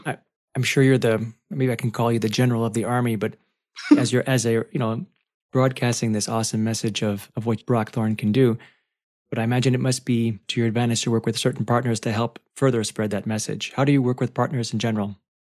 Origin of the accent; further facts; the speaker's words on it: Canada; being a Canadian